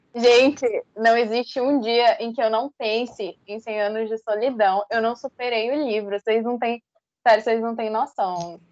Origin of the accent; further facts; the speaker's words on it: Northeasterners, Northeast Region, Brazil; somos nordestinos